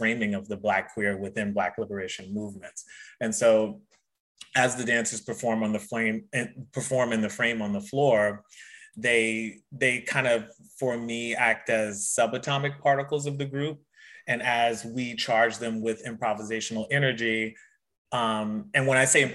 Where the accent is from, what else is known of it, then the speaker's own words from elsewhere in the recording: Louisiana, United States; moved away; I'm originally from Louisiana